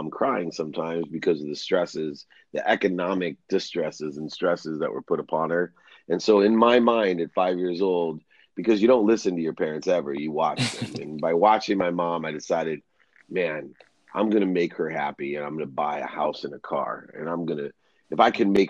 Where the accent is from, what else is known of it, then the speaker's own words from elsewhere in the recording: Akron, Ohio, United States; at 5 years old, that's the most memorable time for me. It's when my father left and I was there with six kids and a single mom in a place called Akron, Ohio. I was actually born in the same hospital as LeBron James and Steph Curry